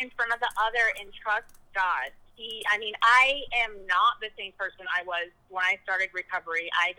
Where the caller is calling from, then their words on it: Texas, United States; I'm here in Texas, and I know y'all are having CR tonight, and I am from Texas joining through Zoom